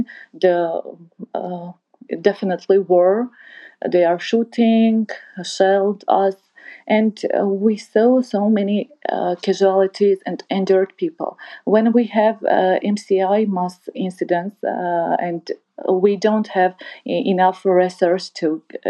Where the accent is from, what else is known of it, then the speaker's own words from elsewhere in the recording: Artsakh, Nagorno-Karabakh, Azerbaijan; English is a second language; moved away; I'm from Artsakh